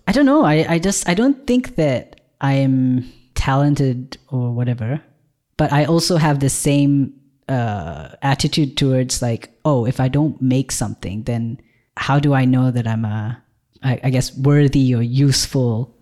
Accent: Malaysia; born or raised there; moved away as an adult; now in Ireland

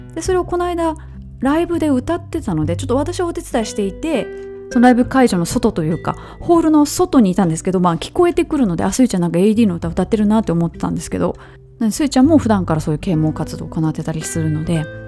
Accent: Kansai, Japan; 私はもともと関西人ですのでバリバリの

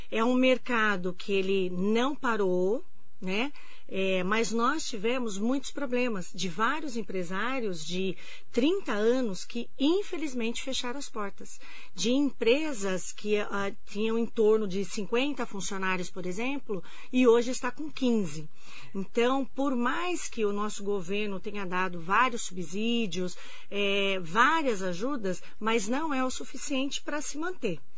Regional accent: Mogi das Cruzes, São Paulo, Brazil; E como todos nós somos daqui de Mogi, nós queríamos procurar algo aqui.

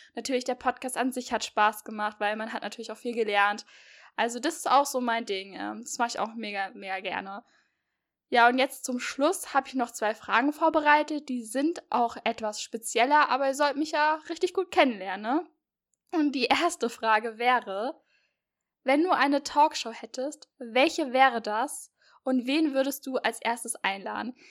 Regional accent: near Marburg, Hesse, Germany; Ja, und ich komme aus Hessen. Genauer gesagt komme ich aus der Nähe von Marburg

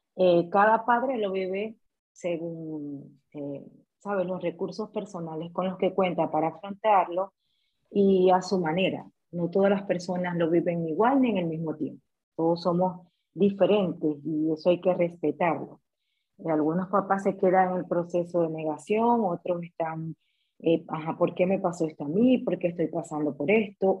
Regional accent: Maracaibo, Zulia, Venezuela; moved away as an adult; soy venezolana. Eh, emigré hace casi tres años. Eh, tuve la oportunidad de graduarme en Venezuela, en Maracaibo, soy maracucha

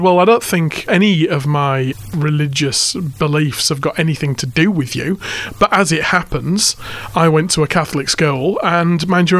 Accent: Hull, Yorkshire and the Humber, United Kingdom; moved away as an adult; now in Port Macquarie, Australia; the centre of my hometown, which at the time was was a very, very white city. Mm. There was hardly any ethnic minority at all in Hull.

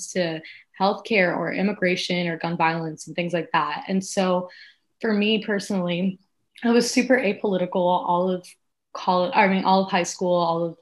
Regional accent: South Florida, United States; we're both from South Florida, and being from South Florida is so incredibly unique.

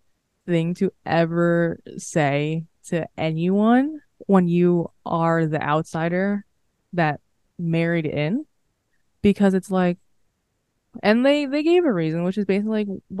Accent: Philippines; Yeah, I mean, I'm just speaking because I'm Filipino.

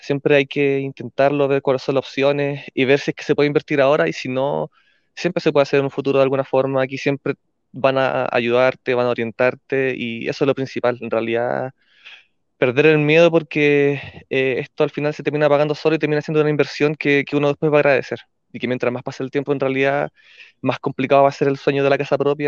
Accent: Santiago, Santiago Metropolitan Region, Chile; also born or lived in Iquique; soy de Santiago, pero estoy ahora trabajando en Iquique.

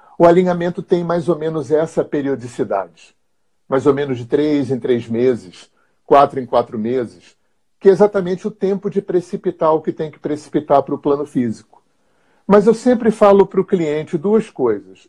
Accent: Rio de Janeiro, Brazil; moved away as an adult; eu sou carioca, aquariano, tenho 64 anos

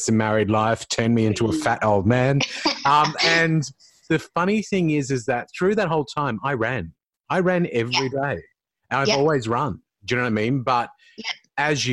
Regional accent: Sydney, New South Wales, Australia; moved away as an adult; now in Adelaide, Australia; I live in Adelaide now, but I'm from Sydney

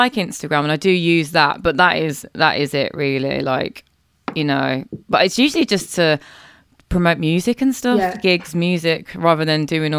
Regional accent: Birmingham, West Midlands, United Kingdom; I'm from Birmingham. We pronounce things differently.

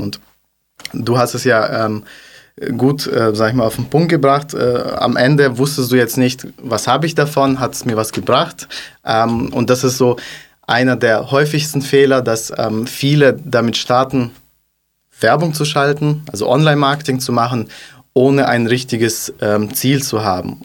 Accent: Kazakhstan; also born or lived in Stuttgart; now in Germany; komme aus Kasachstan.

